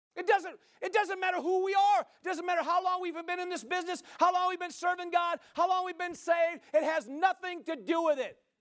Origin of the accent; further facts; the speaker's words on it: Midwest, United States; now in Central Oregon, United States; I grew up in the Midwest